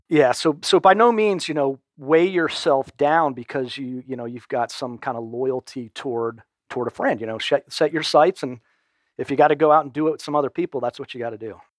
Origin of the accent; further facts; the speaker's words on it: Storrs, Connecticut, United States; also born or lived in Wilmington, Delaware; now in Atlanta, United States; most of my elementary school and high school years were in Connecticut.